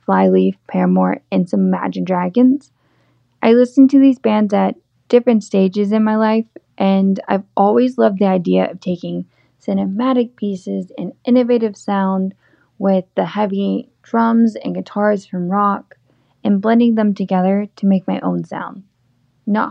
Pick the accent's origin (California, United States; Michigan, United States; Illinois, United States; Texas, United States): Texas, United States; Southeast; moved away as an adult; now in Nashville, United States; I was born and raised in Southeast Texas near the Gulf